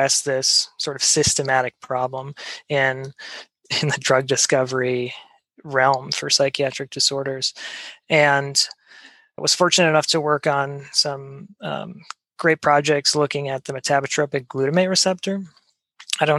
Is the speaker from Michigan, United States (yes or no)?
no; Wisconsin, United States; I grew up in Wisconsin